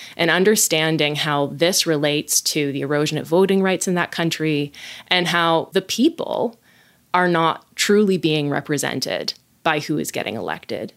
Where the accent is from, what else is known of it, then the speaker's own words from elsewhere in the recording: West Coast, United States; I hail from the West Coast.